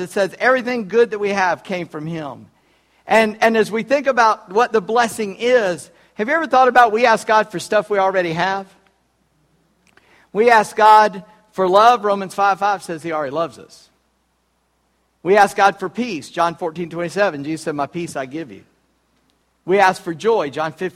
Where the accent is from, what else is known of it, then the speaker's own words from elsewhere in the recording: Charleston, South Carolina, United States; I was born in Charleston, South Carolina, on July 21, 1959